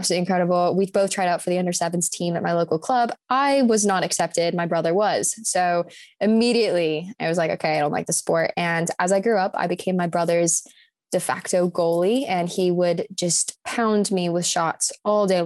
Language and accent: English; New Orleans, Louisiana, United States; accent: American; moved away as an adult; also born or lived in Auburn, Alabama; now in Cardiff, United Kingdom; I'm from New Orleans, and I'd gone to school in Alabama.